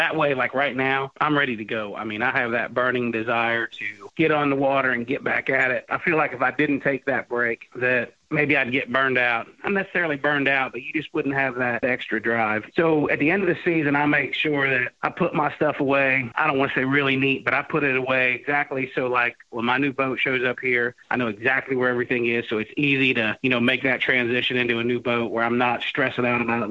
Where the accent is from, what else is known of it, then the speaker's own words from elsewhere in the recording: United States; I grew up right here on the Ohio River